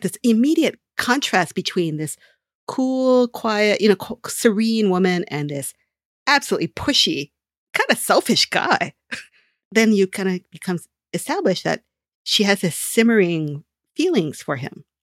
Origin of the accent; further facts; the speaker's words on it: Honolulu, Hawaii, United States; my hometown, in Honolulu